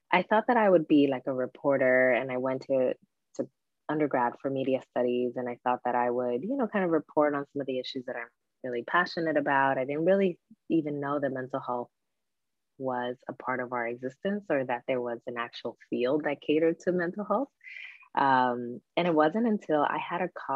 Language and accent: English; Newark, New Jersey, United States; my hometown of Newark